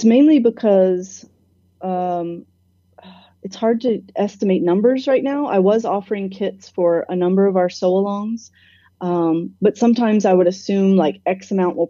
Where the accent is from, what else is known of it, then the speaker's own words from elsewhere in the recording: Atlanta, Georgia, United States; moved away as an adult; also born or lived in London; I grew up here. I lived here most of my life